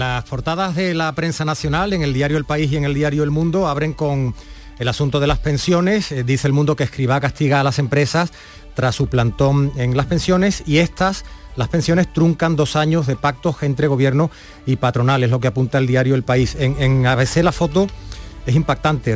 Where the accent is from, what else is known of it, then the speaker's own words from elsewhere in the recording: Andalusia, Spain; le trasladamos nuestro orgullo como andaluces